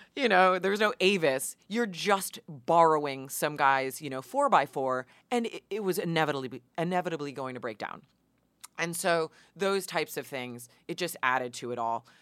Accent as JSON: {"language": "English", "area": "Hudson Valley", "region": "New York", "country": "United States", "tie": "born or raised there", "moved": "as an adult", "lives_now": "Los Angeles, United States", "said": "I grew up in the Hudson Valley"}